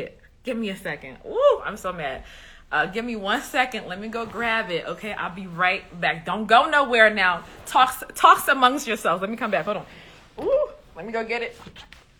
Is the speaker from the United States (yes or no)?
no; Liberia; I'm from West Africa, Liberia